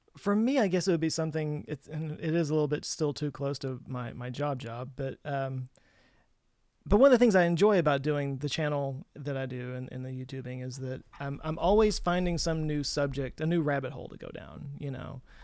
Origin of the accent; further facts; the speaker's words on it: Texas, United States; growing up in Texas